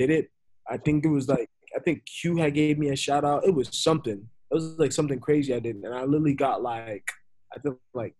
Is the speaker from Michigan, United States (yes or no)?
no; New York City, New York, United States; moved away; also born or lived in Florida; I was raised in New York. I was born in Florida but raised in Brooklyn